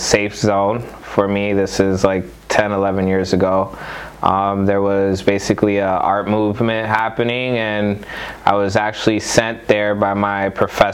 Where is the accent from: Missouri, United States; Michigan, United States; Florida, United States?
Florida, United States; Miami; also born or lived in New York City, New York; I'm from Florida, born and raised.